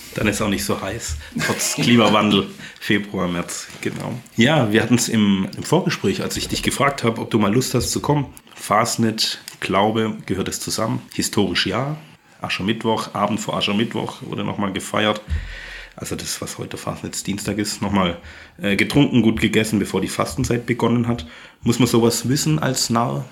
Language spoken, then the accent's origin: German; Ulm, Baden-Württemberg, Germany; also born or lived in Elztal; now in Waldkirch, Germany; ich bin ja Schwabe, komme noch aus dem protestantischen Ulm.